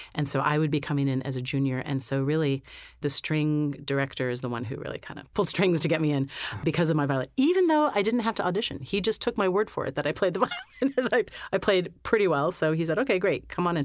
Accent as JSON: {"language": "English", "town": "Lewisburg", "region": "Pennsylvania", "country": "United States", "tie": "born or raised there", "said": "I was born in Lewisburg, Pennsylvania, which is smack dab in the middle of the state, an hour north of Harrisburg"}